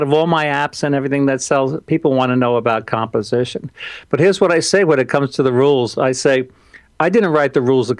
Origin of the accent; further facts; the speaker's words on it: New York, United States; I'm from New York